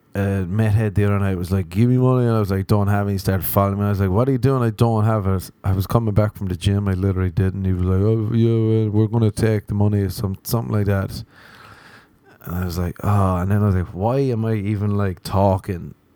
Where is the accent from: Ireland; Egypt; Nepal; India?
Ireland; now in Los Angeles, United States; as an Irishman